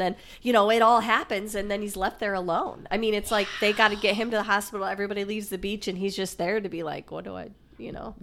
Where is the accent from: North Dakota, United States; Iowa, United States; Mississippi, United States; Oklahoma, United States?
Iowa, United States; we're from Iowa